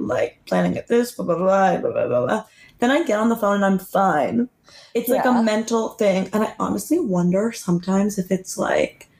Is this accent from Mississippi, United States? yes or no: no; California, United States; now in New York City, United States; I'm from California